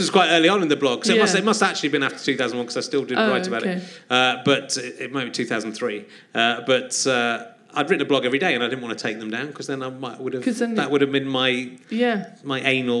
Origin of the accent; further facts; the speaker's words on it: West Country, South West England, United Kingdom; I'm from the West Country.